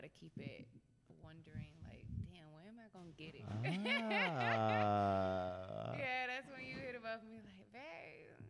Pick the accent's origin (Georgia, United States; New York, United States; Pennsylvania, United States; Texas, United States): Georgia, United States; Brunswick; I am from Brunswick, Georgia.